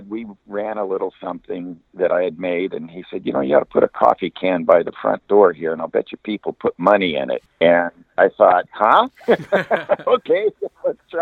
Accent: Long Beach, California, United States; when I grew up in Long Beach in Southern California

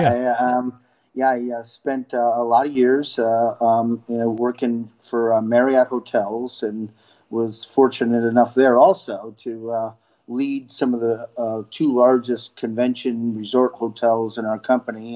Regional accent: upstate New York, United States; now in Florida, United States; I grew up uh, in upstate New York

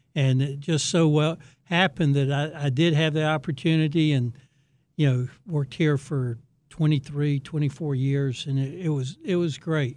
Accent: Raleigh, North Carolina, United States; I grew up in Raleigh, went to N C State

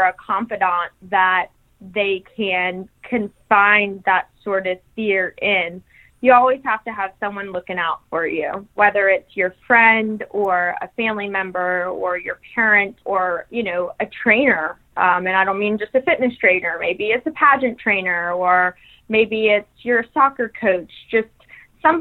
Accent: Texas, United States; also born or lived in New Mexico; now in Louisiana, United States; So I have lived in Texas. I was born in Texas.

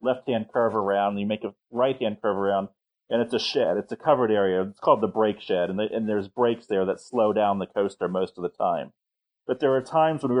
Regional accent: Cincinnati, Ohio, United States; also born or lived in Bloomington, Indiana; now in Portage, United States; when I was growing up in Cincinnati

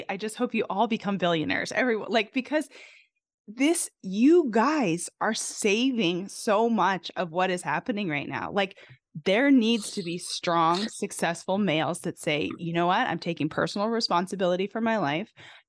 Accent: Canada; now in United States; I'm originally from Canada, but I think America is literally the greatest country on the planet

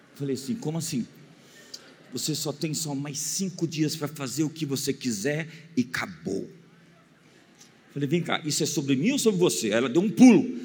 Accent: Brazil

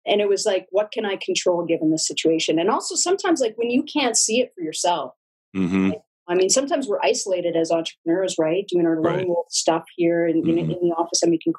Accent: Acton, Alberta, Canada; also born or lived in Calgary; my hometown of Acton, a little small town

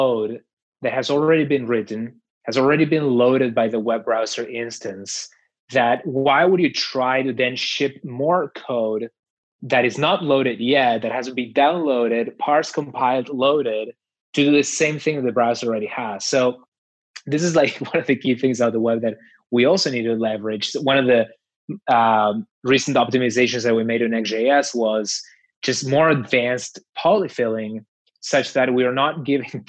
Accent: outside of the city of Buenos Aires, Buenos Aires Province, Argentina; moved away; in my country, like where I grew up, which is outside of the city of Buenos Aires

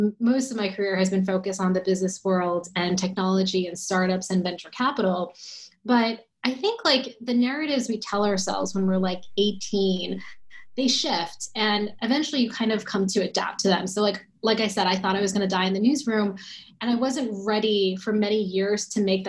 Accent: New Jersey, United States; I grew up in New Jersey

